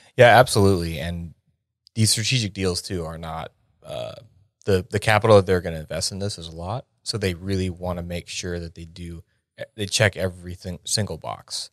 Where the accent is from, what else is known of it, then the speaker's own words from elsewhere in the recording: York, Pennsylvania, United States; moved away as an adult; I grew up in a small town called York, Pennsylvania.